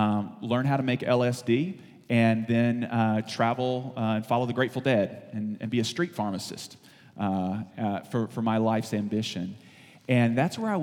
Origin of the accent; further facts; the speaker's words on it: the South, United States; I'm from the South.